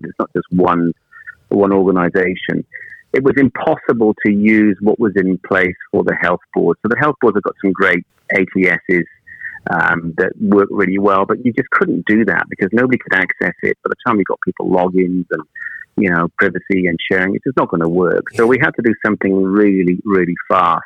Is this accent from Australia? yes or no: no; Wales, United Kingdom; also born or lived in Manchester; now in New Zealand; I'm actually from Wales originally